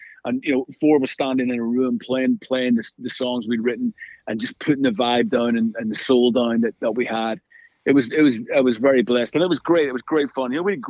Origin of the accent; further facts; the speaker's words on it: Belfast, Northern Ireland, United Kingdom; moved away; We grew up in Belfast in the 70s and 80s with all the craziness going on.